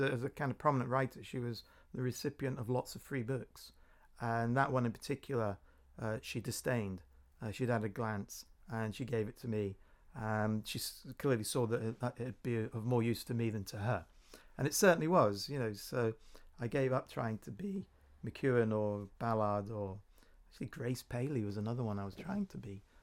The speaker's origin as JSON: {"language": "English", "town": "Corby", "region": "East Midlands", "country": "United Kingdom", "tie": "born or raised there", "also_born_or_lived": "Norwich", "said": "Corby Community Arts in my hometown"}